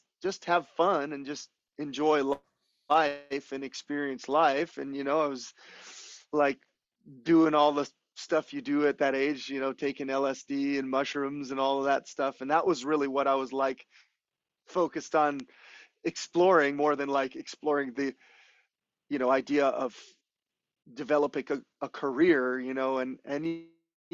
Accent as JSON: {"language": "English", "region": "Hawaii", "country": "United States", "tie": "born or raised there", "also_born_or_lived": "Los Angeles", "moved": "as an adult", "said": "growing up in Hawaii your whole life"}